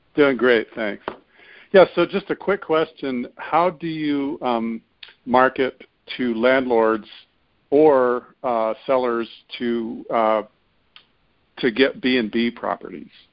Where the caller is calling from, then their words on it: Boulder, Colorado, United States; I'm calling from Boulder, Colorado